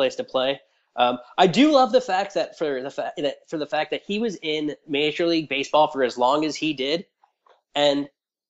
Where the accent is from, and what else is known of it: United States